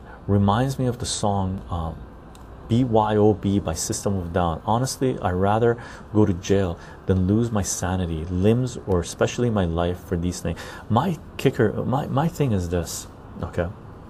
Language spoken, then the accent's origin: English; Germany; English is a second language; Johnny, I'm from Germany. We learn to always have a critical view towards authority, patriotism, and militarism.